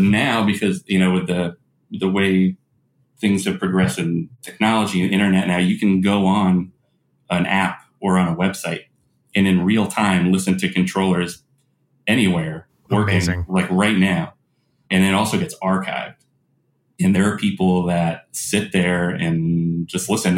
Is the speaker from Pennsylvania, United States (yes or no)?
no; South Florida, United States; I grew up in South Florida